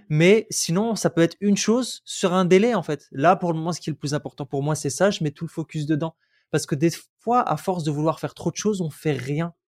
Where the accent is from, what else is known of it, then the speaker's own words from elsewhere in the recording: Roubaix, Hauts-de-France, France; J'ai grandi à Roubaix, beaucoup de pauvreté